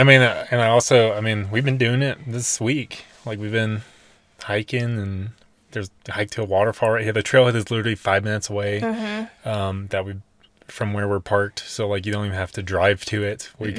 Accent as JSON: {"language": "English", "town": "Nashville", "region": "Tennessee", "country": "United States", "tie": "born or raised there", "moved": "as an adult", "lives_now": "Colorado, United States", "said": "we were born and raised in Nashville, and that's where all of our roots were, but we, like, consciously chose to move out to Colorado."}